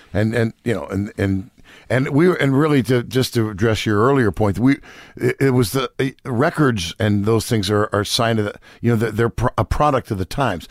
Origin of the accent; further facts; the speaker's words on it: Marin County, California, United States; also born or lived in New York City; I grew up in Marin County, California